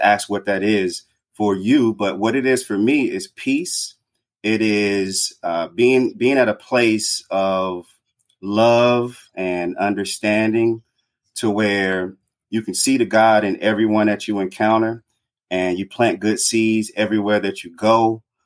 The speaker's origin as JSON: {"language": "English", "town": "Greenwood", "region": "Mississippi", "country": "United States", "tie": "born or raised there", "also_born_or_lived": "Chicago, Illinois / Decatur, Georgia / North Carolina", "moved": "as an adult", "said": "growing up in Mississippi, in Greenwood, Mississippi"}